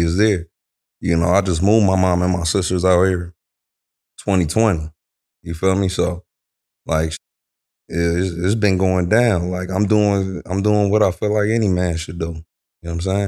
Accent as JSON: {"language": "English", "town": "Omaha", "region": "Nebraska", "country": "United States", "also_born_or_lived": "Los Angeles, California", "moved": "yes", "lives_now": "California, United States", "said": "I'm from Omaha, Nebraska"}